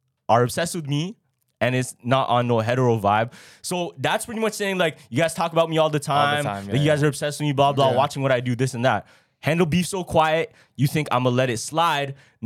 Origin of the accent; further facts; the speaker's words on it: Toronto, Ontario, Canada; we are from Toronto